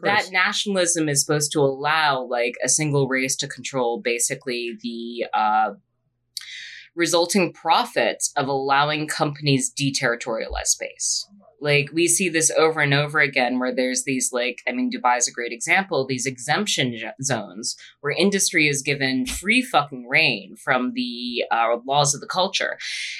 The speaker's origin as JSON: {"language": "English", "region": "England", "country": "United Kingdom", "said": "No, I'm English and I hate myself."}